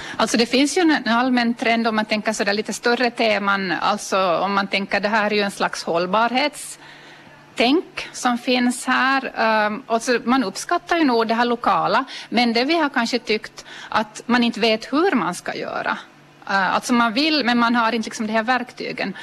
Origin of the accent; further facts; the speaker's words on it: Ostrobothnia, Finland; vi som är österbottningar